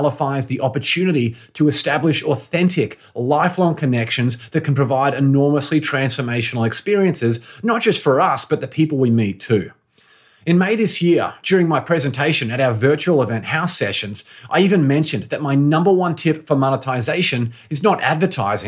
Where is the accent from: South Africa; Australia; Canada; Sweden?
Australia; Brisbane, Queensland; moved away as an adult; also born or lived in Boston, United States; my hometown of Brisbane in Australia